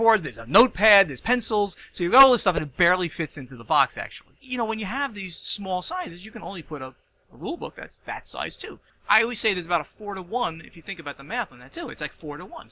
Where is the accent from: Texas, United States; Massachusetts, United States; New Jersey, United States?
New Jersey, United States; I'm from New Jersey